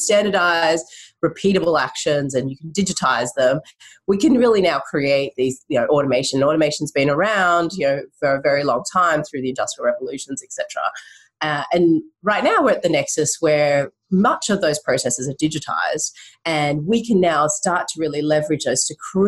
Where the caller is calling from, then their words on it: Vancouver, British Columbia, Canada; Hi, I'm calling in from Vancouver, Canada right now.